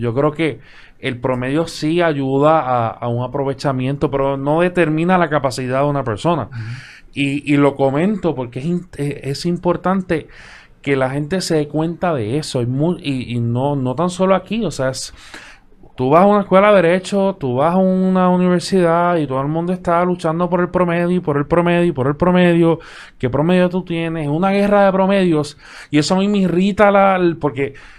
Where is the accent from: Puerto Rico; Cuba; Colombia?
Puerto Rico; desde el punto de vista de Puerto Rico, donde tenemos una cultura del bipartidismo